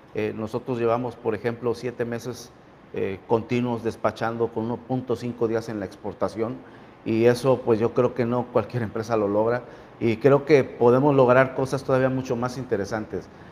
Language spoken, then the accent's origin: Spanish; Mexico